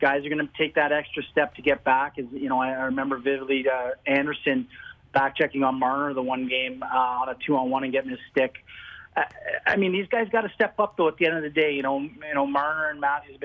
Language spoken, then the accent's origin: English; Ottawa, Ontario, Canada; I grew up in Ottawa